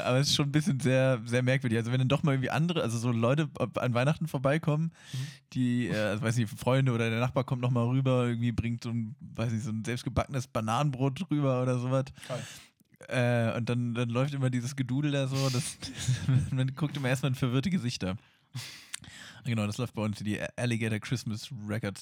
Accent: Hanover, Lower Saxony, Germany; bei uns in Hannover

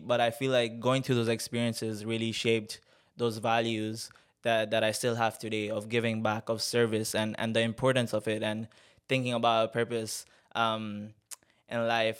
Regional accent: Tanzania; I'm from Tanzania. Um, born and raised there

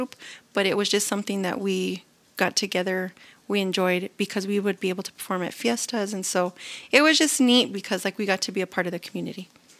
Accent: El Rancho, New Mexico, United States; where I live, where I grew up and was born and raised in El Rancho

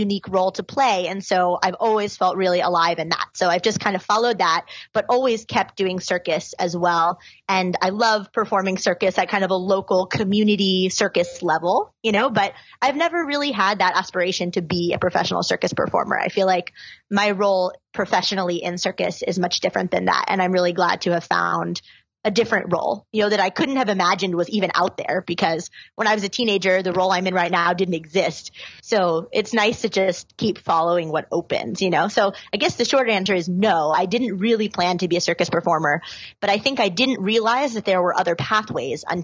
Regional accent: New York City, New York, United States; I grew up in New York City, so I had friends and community there already

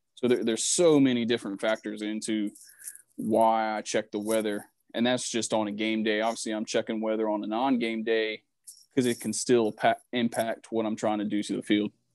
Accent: Vanceboro, North Carolina, United States; moved away as an adult; now in Birmingham, United States; I'm from Vanceboro, North Carolina

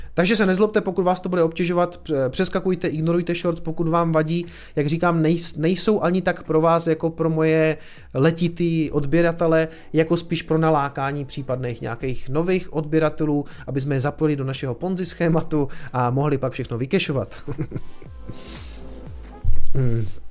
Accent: Prostějov, Olomouc Region, Czechia; jsem hloupý omezenec z Prostějova

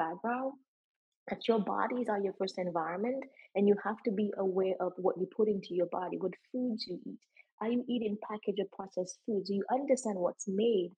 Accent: Dominica; growing up in Dominica and being around my mom and my grandparents

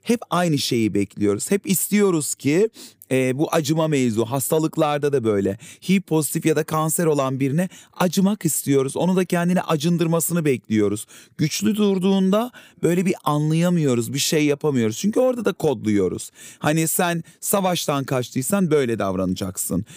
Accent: Adana, Turkey; bir kenar mahallede büyüdüm Adana'da.

